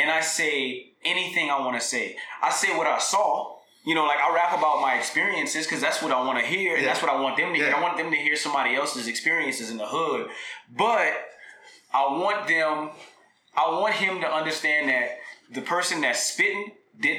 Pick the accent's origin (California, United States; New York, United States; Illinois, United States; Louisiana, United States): Louisiana, United States; moved away; my city